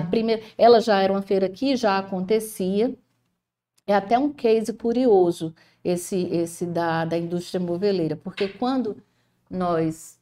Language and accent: Portuguese; Ceará, Brazil; Sou cearense, né, com muito orgulho